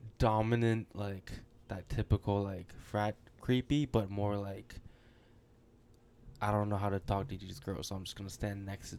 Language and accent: English; Maine, United States; just because I'm from Maine doesn't mean I eat lobsters all day, right?